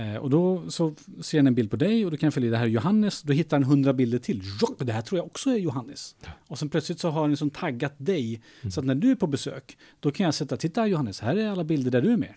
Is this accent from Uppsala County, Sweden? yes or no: yes; Skokloster, Uppsala County, Sweden; moved away; Jag är uppväxt i Skokloster.